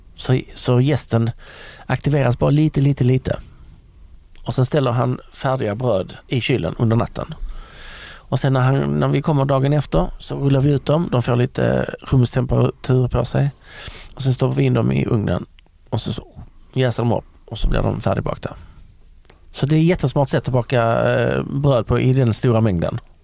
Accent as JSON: {"language": "Swedish", "town": "Lund", "region": "Skåne", "country": "Sweden", "tie": "born or raised there", "said": "jag är uppväxt i Lund"}